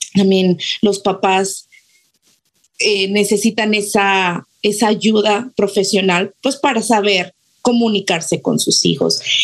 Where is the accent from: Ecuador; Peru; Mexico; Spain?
Mexico; como mexicanos